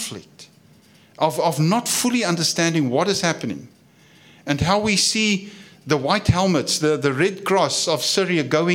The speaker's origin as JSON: {"language": "English", "country": "South Africa", "said": "I come from South Africa"}